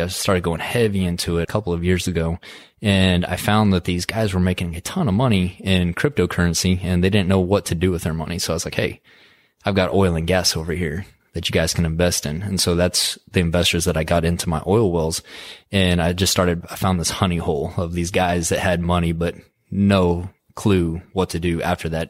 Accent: Midland, Texas, United States; Born and raised in West Texas, graduated high school in Midland, Texas

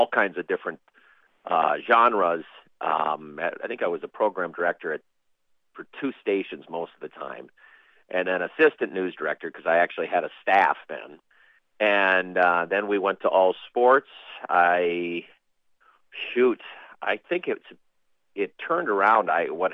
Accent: Bloomington, Minnesota, United States; moved away as an adult; now in Sioux City, United States; I grew up in Bloomington, Minnesota, a suburb of Minneapolis, and then lived in Minneapolis

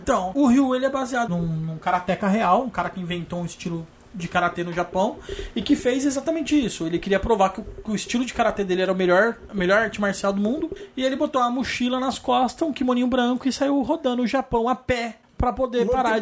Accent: Araraquara, São Paulo, Brazil; now in São Paulo, Brazil; eu nasci aqui em São Paulo e mudei para para Araraquara quando eu tinha seis anos.

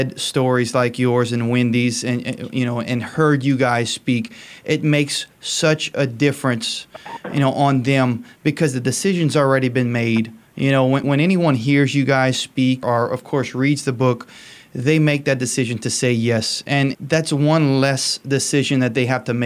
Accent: Cajun, Louisiana, United States; I'm Cajun

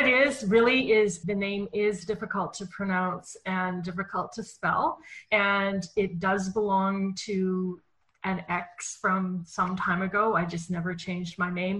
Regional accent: Winnipeg, Manitoba, Canada; I was born in Winnipeg, Manitoba, Canada, which is in the center of Canada and is known for very cold winters.

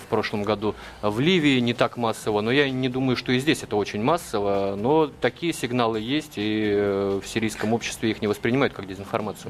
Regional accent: Russia; мы, журналисты из России

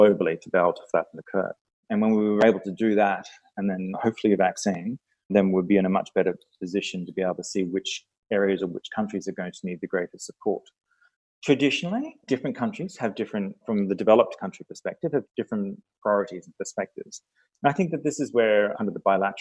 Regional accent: Australia; moved away; I'm Australian by birth

